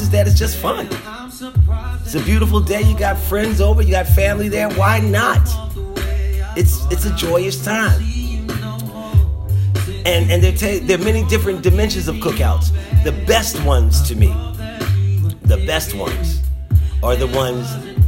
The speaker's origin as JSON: {"language": "English", "town": "Philadelphia", "region": "Pennsylvania", "country": "United States", "tie": "born or raised there", "said": "The neighborhood club that I grew up in Philadelphia, the neighborhood club that I grew up around, has an annual cookout"}